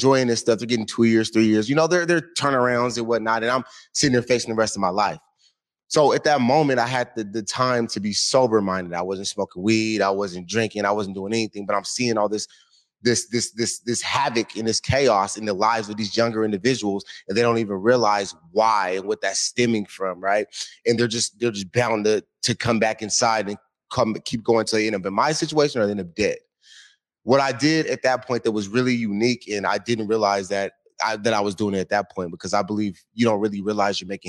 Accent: Seattle, Washington, United States; also born or lived in San Antonio, Texas; Born in San Antonio, Texas, came out here when I was like 1 year old.

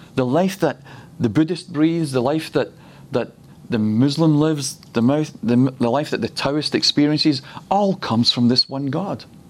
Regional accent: Scotland, United Kingdom; he decided that I would be born in the best nation in the world, and he's put me in Scotland

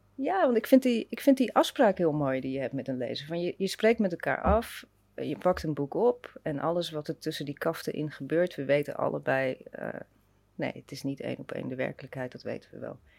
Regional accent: Rotterdam, South Holland, Netherlands; moved away as an adult; also born or lived in Leiden; ik kom uit Delshaven, dus dat, Ah, dat is ook zo'n lelijk, een zwarte wijk. En ik zat op een zwarte school

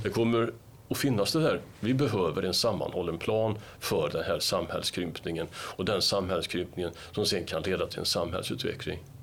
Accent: Gothenburg, Västra Götaland, Sweden; Som göteborgare

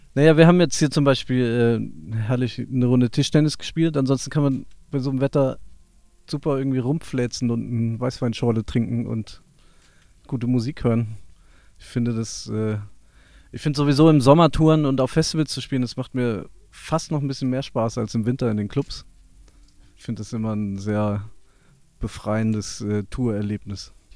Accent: near Wiesbaden, Hesse, Germany; wir sind in der Nähe von Wiesbaden aufgewachsen

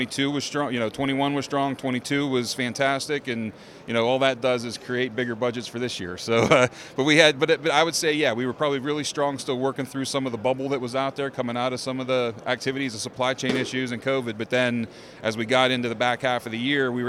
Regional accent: outside of Pittsburgh, Pennsylvania, United States; I'm a Pennsylvania guy. I grew up outside of Pittsburgh

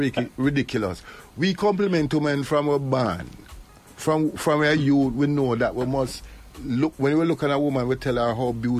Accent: Jamaica; we are Jamaican men

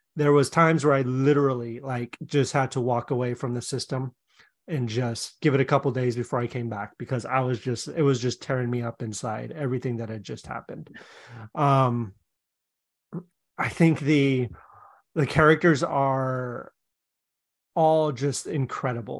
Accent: Seattle, Washington, United States; moved away; I'm from Seattle

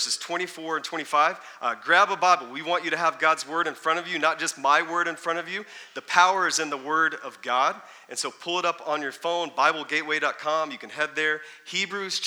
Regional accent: Texas, United States; I grew up in Texas

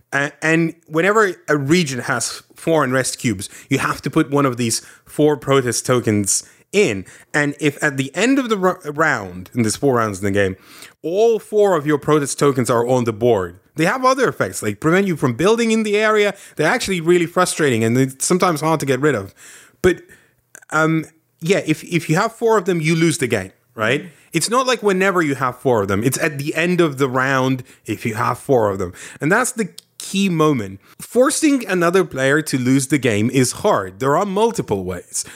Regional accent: Lithuania; moved away; I grew up in the Soviets.

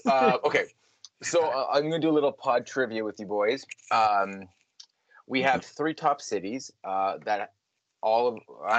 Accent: Mississauga, Ontario, Canada; my hometown of Mississauga.

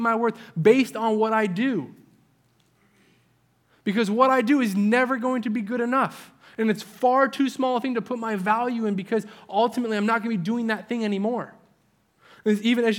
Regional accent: New England, United States; moved away; my part of the country where I grew up in New England

